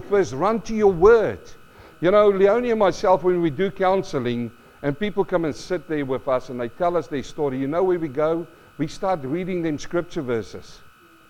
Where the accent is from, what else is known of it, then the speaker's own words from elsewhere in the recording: South Africa; now in Australia; I grew up in South Africa